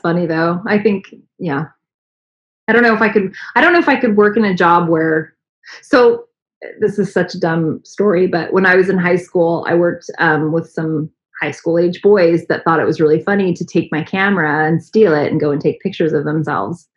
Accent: San Antonio, Texas, United States; now in Dallas, United States; growing up in San Antonio

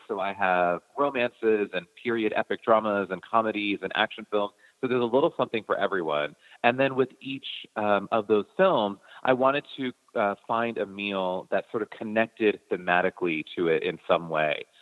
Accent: United States; the food that I grew up eating here in America

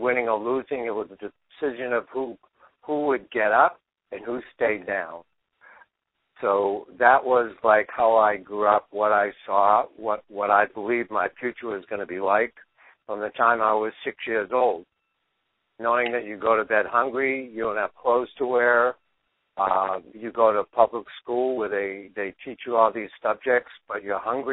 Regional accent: Boston, Massachusetts, United States; I grew up in Dorchester in 1950 in the inner city of Boston.

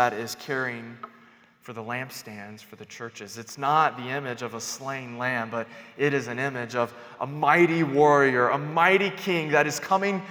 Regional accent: North Carolina, United States; now in New Mexico, United States; I'm from North Carolina

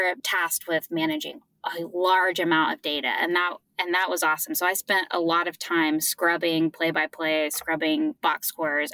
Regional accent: Oklahoma, United States; I was born and raised in Oklahoma

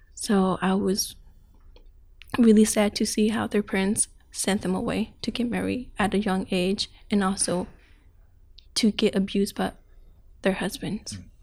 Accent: Thailand; now in Portland, United States; I was born in Thailand, but my parents were born in Myanmar. So they had to flee to Thailand, so that's where I was born.

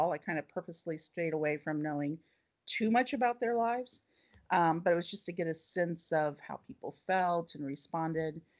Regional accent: Ohio, United States; And even though I grew up in Ohio, every trip that we took out of Ohio was my parents would call it, we're going home.

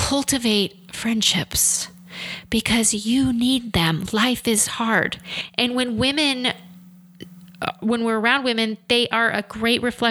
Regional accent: Midwest, United States; I grew up in the middle of the Midwest. I'm a country girl at heart

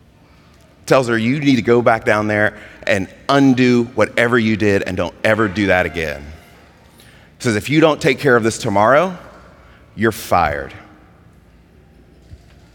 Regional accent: Mississippi, United States; I grew up in Mississippi

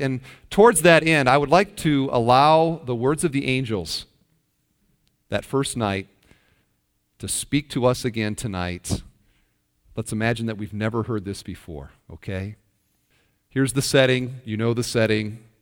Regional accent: Iowa, United States; I'm from Iowa, and there's a town near where I grew up, Parkersburg, Iowa

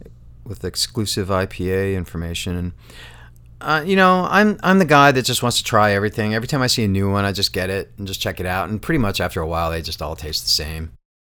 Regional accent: New York, United States; Where I grew up in Western New York, Coors had a mythological status.

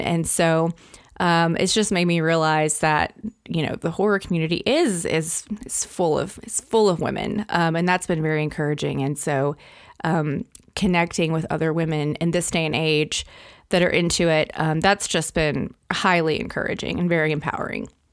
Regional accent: Arkansas, United States; Arkansas, which is my home state

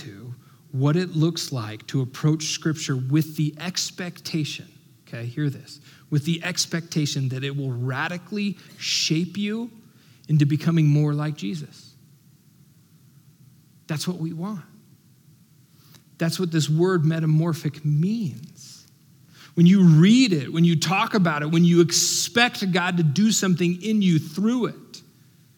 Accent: United States; as American

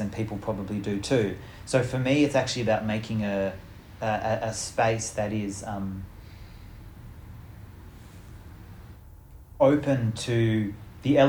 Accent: Australia; our land, and the my ancestors who have lived here

